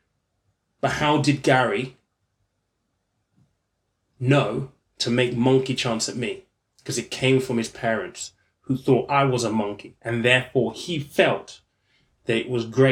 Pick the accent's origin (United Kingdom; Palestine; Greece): United Kingdom; East Sussex, South East England; I grew up in East Sussex.